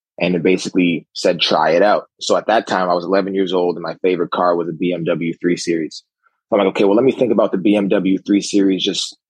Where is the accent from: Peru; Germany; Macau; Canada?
Canada; Ottawa, Ontario; also born or lived in Newfoundland; I grew up in Ottawa, Canada. Was originally born in Newfoundland.